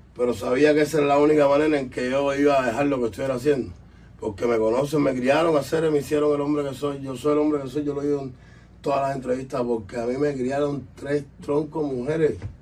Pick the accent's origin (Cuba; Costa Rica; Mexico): Cuba; now in Miami, United States; somos cubanos, pero vivimos aquí